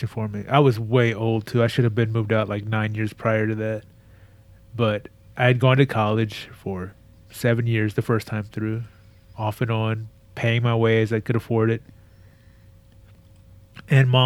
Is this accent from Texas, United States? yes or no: yes; Texas, United States; moved away as an adult; I was sad to be out of Texas